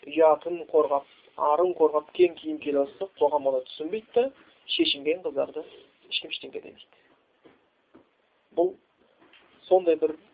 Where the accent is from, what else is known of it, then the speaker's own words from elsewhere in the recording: Kazakhstan; бәріміз қазақпыз ғой